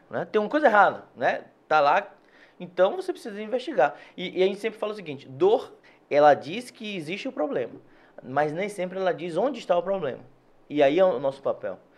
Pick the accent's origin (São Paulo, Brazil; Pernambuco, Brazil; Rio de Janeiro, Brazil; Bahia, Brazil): Bahia, Brazil; Salvador; Eu sou do Cabula, certo. nascido e criado no Cabula.